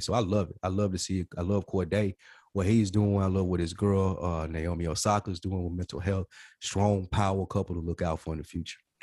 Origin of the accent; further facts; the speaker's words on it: the South, United States; We're from the South.